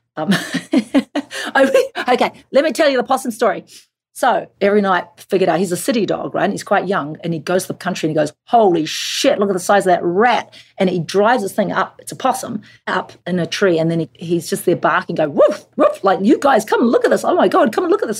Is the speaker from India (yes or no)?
no; Auckland, New Zealand; moved away; let's make it in my hometown because I'm excited to bring people to Auckland